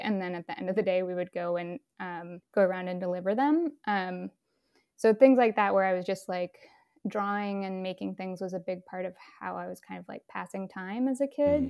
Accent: Berkeley, California, United States; moved away as an adult; also born or lived in San Francisco; now in Brooklyn, United States; I grew up in Berkeley in San Francisco

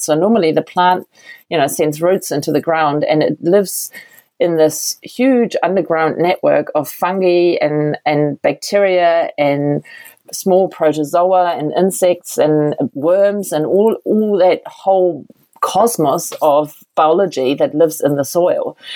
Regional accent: Berlin, Germany; moved away as an adult; now in New Zealand; i am from Berlin. It's a big city, right

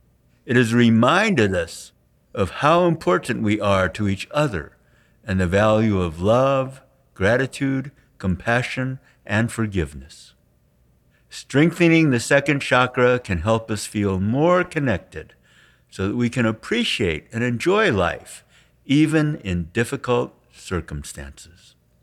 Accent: San Francisco, California, United States; We saw Master Shah speak and give a healing demonstration at an expo in San Francisco, my hometown.

